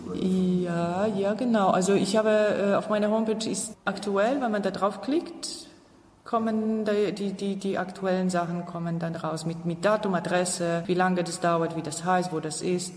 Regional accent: Upper Silesia, Poland; moved away; Ich komme ja aus Oberschlesien

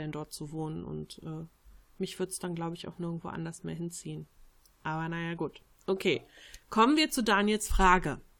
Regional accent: Switzerland; Ich fühle mich als Schweizer, aber jetzt nicht als Patriot. Ich bin aber zur Hälfte aus Slowenien und das merke ich sehr.

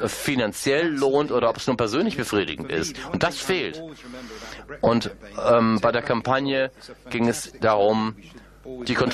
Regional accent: India; German is a second language; moved away as an adult; now in Hagen, Germany; ich bin aus Indien, aber ich lebe seit 16 Jahren in Europa, in Deutschland.

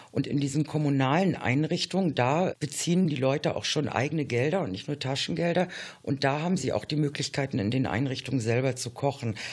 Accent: East Germany, Germany; Ich bin ja damals selbst aus der DDR geflüchtet und habe auch lange Zeit in zum Beispiel einer Asylunterkunft gewohnt.

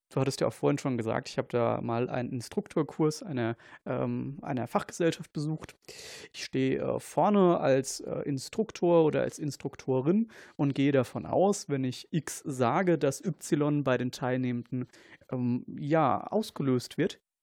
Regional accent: Kaiserslautern, Rhineland-Palatinate, Germany; ich komme aus, aus Kaiserslautern

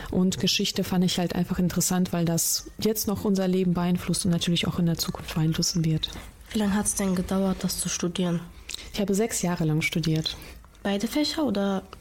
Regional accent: Essen, North Rhine-Westphalia, Germany; also born or lived in Russia; Ich komme aus Essen, aber gebürtig aus Russland.

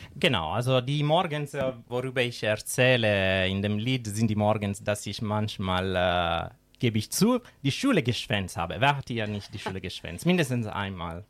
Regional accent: Sicily, Italy; German is a second language; moved away as an adult; now in Schwerte, Germany; Ich komme aus Sizilien, aus der schönen Sizilien

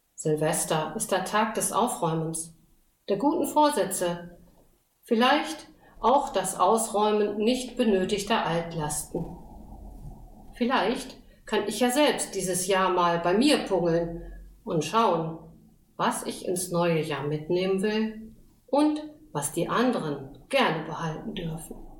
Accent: northern district of Osnabrück, Lower Saxony, Germany; Ich stamme aus dem Nordkreis Osnabrück, ein Landstrich zwischen Westfalen und Nordsee

